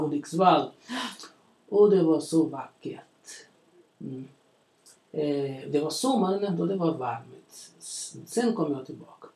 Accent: Belo Horizonte, Minas Gerais, Brazil; Swedish is a second language; moved away as an adult; now in Borlänge, Sweden; jag är uppväxt i, i Brasilien, ja. i en stor stad. stor, den heter Belo Horizonte

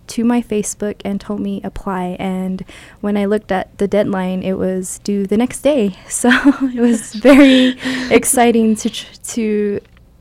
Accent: Jemez Pueblo, New Mexico, United States; also born or lived in Albuquerque, New Mexico; I was born here in Albuquerque and adopted and raised in Jemez Pueblo for my full life

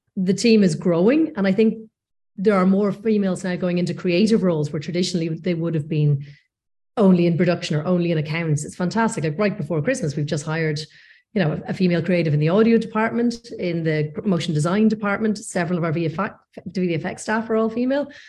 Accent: North Coast, Northern Ireland, United Kingdom; moved away as an adult; also born or lived in Leeds / London; I'm from the North Coast originally

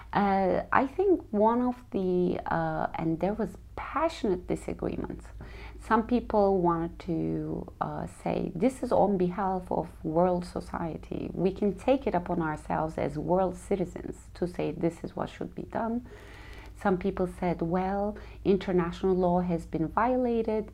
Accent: Turkey; moved away as an adult; also born or lived in New York City; I'm from Turkey

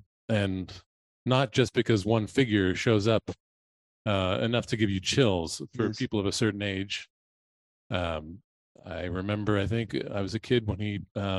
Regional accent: Boston, Massachusetts, United States; I'm from Boston.

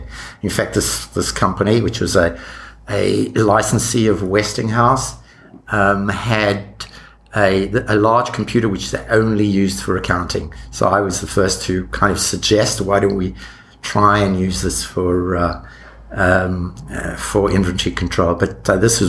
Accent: South Africa; moved away as an adult; I was born in South Africa, and my degrees were in South Africa, and those early jobs I mentioned were there.

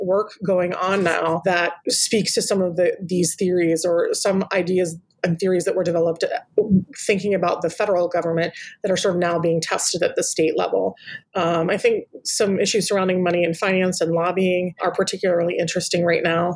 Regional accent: Pennsylvania, United States; my home state is Pennsylvania

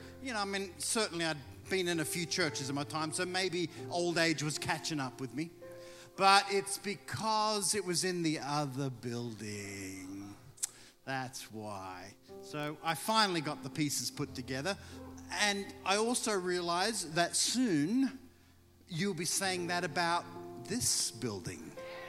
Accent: Mississippi, United States; accent: Mississippi; You can tell by my thick Mississippi accent that I'm back home.

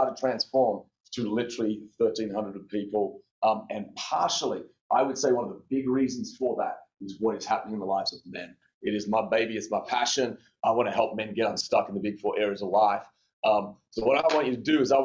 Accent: Australia; moved away as an adult; now in United States; born and raised in Aussie, and born and lived there until I was about 19, wanted to play college tennis. And that was kind of the draw to America

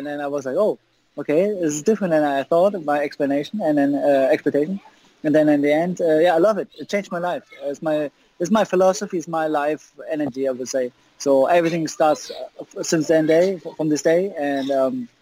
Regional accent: Germany; I appreciate to grow up in Germany

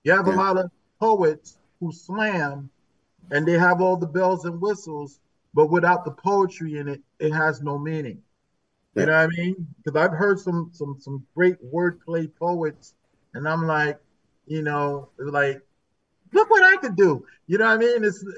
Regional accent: New Haven, Connecticut, United States; I was born and raised in New Haven.

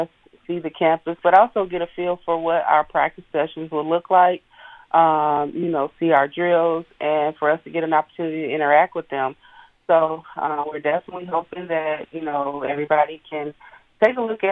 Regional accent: Hayti, Missouri, United States; moved away; I'm originally from Hayti, Missouri, which is only 2 hours and maybe 30 minutes away, located right on the bank of the Mississippi

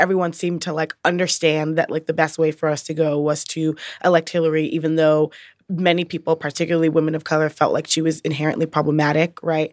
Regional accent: New York City, New York, United States; moved away as an adult; also born or lived in Brooklyn, New York; now in Chicago, United States; I'm from the Bronx, New York.

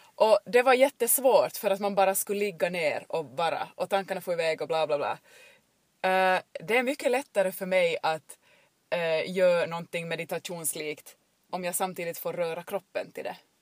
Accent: Jakobstad, Ostrobothnia, Finland; jag är uppväxt här eh, i Jakobstadstrakten, i bibelbältet

